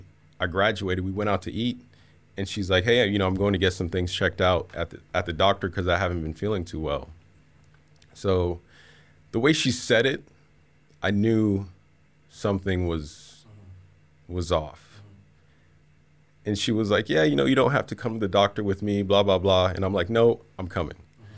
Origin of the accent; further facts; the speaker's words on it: Miramar, Florida, United States; also born or lived in Hialeah; now in Central Florida, United States; No, I was born in Hialeah, but our house was in Miramar. So both of which are in South Florida.